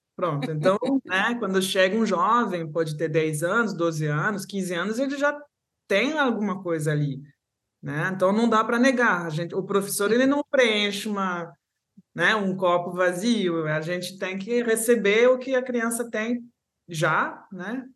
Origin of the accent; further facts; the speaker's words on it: Paris, Île-de-France, France; accent: Brazilian Portuguese; moved away as an adult; also born or lived in Rio de Janeiro, Brazil; meu pai é, era francês, então fomos para Paris, né, a cidade dele. Cheguei então em Paris com três anos, até menos, dois anos e pouco